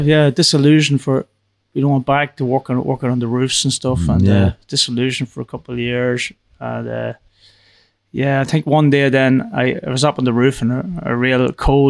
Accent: Silverbridge, Northern Ireland, United Kingdom; I'm from Silverbridge

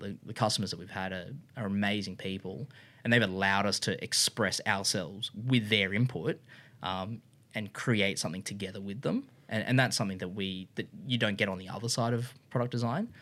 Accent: Brisbane, Queensland, Australia; I was from Brisbane.

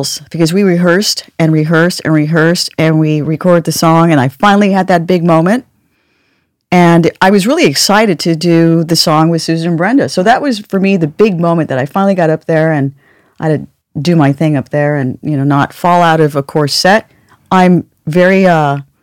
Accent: California, United States; accent: California; my California accent

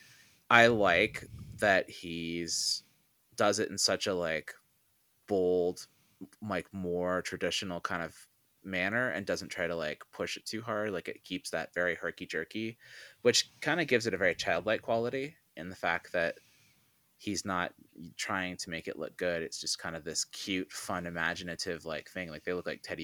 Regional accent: Canada; growing up in Canada

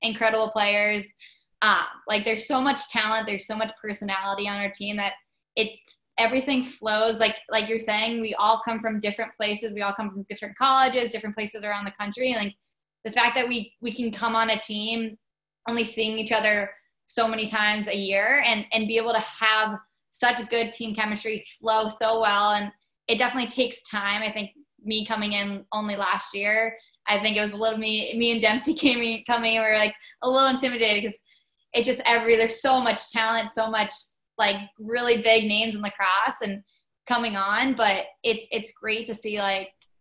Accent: Long Island, New York, United States; we grew up on Long Island

